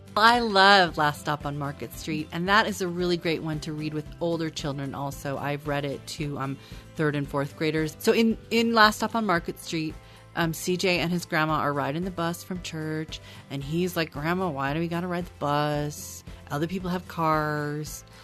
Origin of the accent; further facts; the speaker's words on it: Oregon, United States; also born or lived in Portland, Oregon; I was born in Oregon